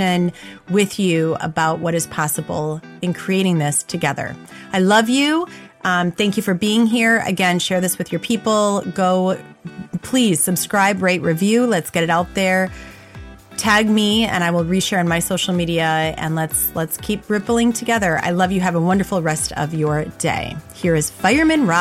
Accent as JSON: {"language": "English", "town": "Black Earth", "region": "Wisconsin", "country": "United States", "tie": "born or raised there", "moved": "yes", "said": "I grew up in Black Earth"}